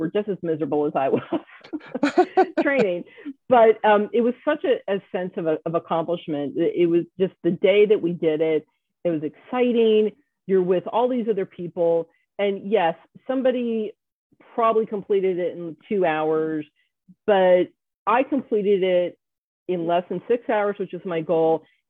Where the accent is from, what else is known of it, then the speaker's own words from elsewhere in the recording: Atlanta, Georgia, United States; also born or lived in Hawaii / Virginia Beach; now in Berks County, United States; I was born in Hawaii, spent part of my childhood in Virginia Beach, but we moved to Atlanta when I was a kid. And so that's home. That's where we grew up.